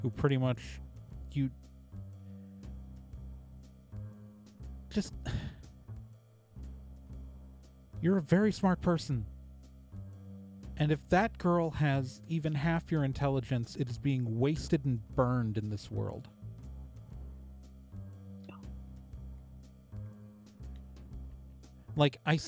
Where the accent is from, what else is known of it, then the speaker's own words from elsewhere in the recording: West Coast, United States; moved away as an adult; also born or lived in Midwest; I only came to the Midwest for a job. Like, I'm from the West Coast.